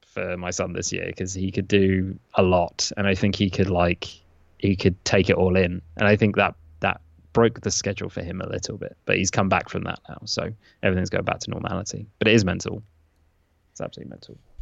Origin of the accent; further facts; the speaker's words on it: England, United Kingdom; I will pronounce them as an Englishman would